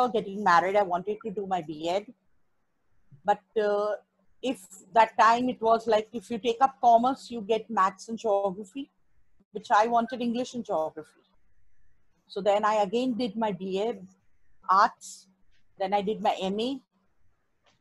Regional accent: Mumbai, Maharashtra, India; I was born and brought up in Mumbai

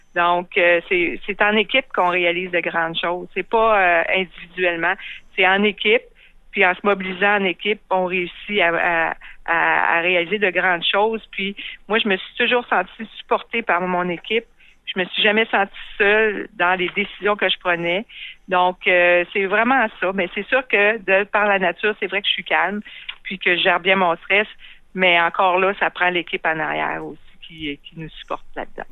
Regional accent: Quebec City, Quebec, Canada; also born or lived in Montreal; j'ai été élevée ici à Québec

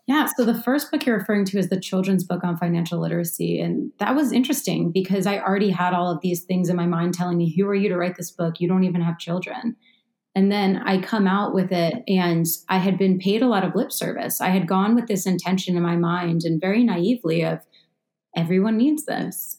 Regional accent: Baltimore, Maryland, United States; being 18 when I grew up in Baltimore and going to the 18 and up clubs

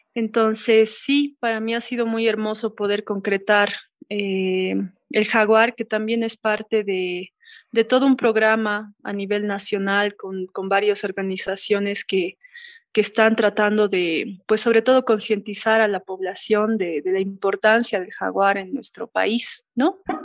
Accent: La Paz, Bolivia; una ciudadana paseña

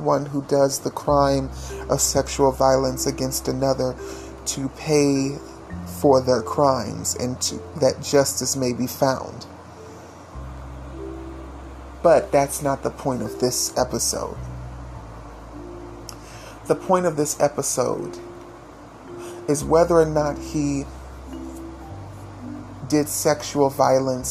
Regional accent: Fayette County, West Virginia, United States; moved away; I was in my hometown of Fayette County, West Virginia

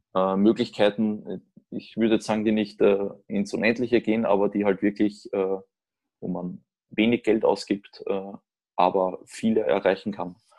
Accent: Austria; moved away as an adult; now in Germany; ich komme im Prinzip selbst als, als Österreicher nach Deutschland

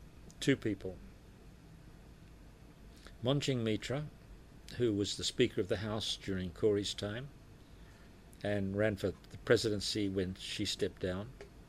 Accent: Australia; moved away as an adult; now in Philippines; I grew up in Australia. I was Australian. My early life was there, of course.

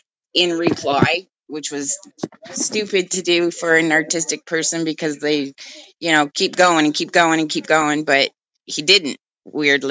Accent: Toronto, Ontario, Canada; I was born in North York

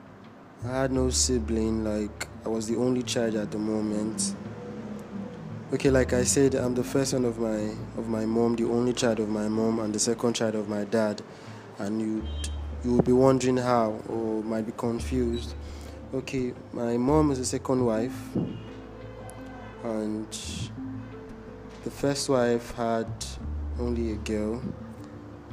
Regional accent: Imo, Nigeria; I'm from Imo State.

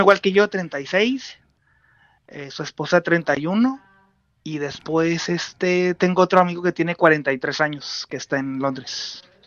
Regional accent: Tijuana, Baja California, Mexico; moved away as an adult; now in Oslo, Norway; yo soy de Tijuana, eh, nacido y criado ahí

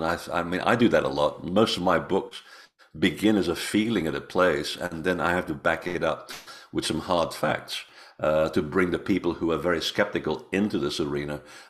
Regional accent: Portugal; born there; I was born in Portugal. Yeah, my family's all Portuguese.

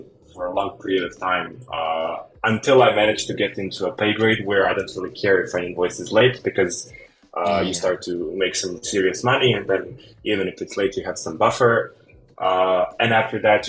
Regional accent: Bosnia & Herzegovina; I'm a freelancer from Bosnia

